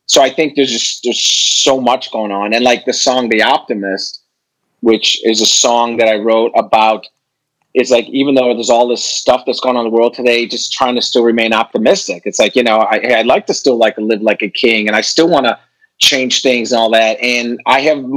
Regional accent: Chicago, Illinois, United States; I'm a Chicagoan

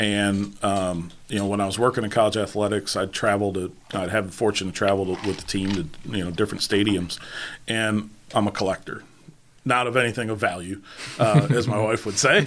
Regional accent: New York, United States; also born or lived in Charlotte, North Carolina; now in Northeast Tennessee, United States; growing up in New York

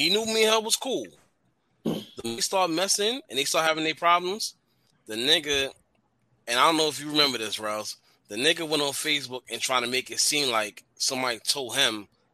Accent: New York City, New York, United States; also born or lived in Rockaway, Queens; I'm from the Bronx

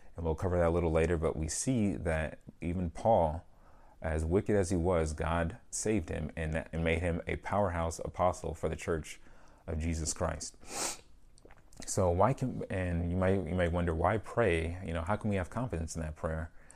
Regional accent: United States; growing up in America

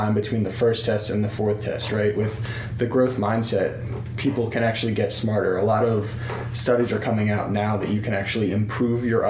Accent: Philadelphia, Pennsylvania, United States; So I grew up very close to Philadelphia.

